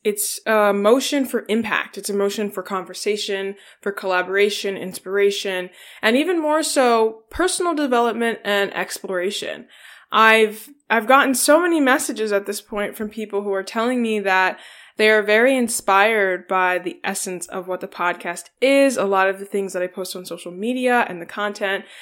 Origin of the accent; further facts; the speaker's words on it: New Castle, Delaware, United States; I'm from Newcastle, Delaware